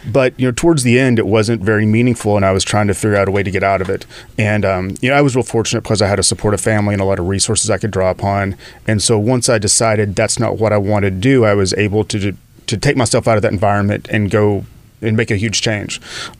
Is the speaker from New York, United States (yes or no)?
no; Arkansas, United States; accent: Southern drawl, Texas twang; moved away as an adult; also born or lived in Dallas, Texas; now in Los Angeles, United States; I was born in Arkansas. I lived there for about the first 20 years. And then I escaped to Dallas.